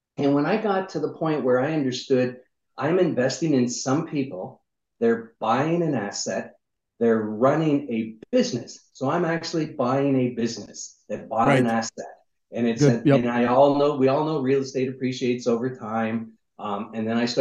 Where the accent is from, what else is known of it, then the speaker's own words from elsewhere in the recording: Niagara Falls, Ontario, Canada; moved away as an adult; also born or lived in United States; I'm originally from Niagara Falls, Canada